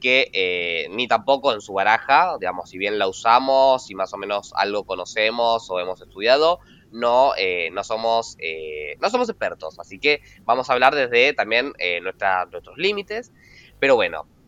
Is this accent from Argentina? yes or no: yes; Argentina; Agus y yo somos argentinos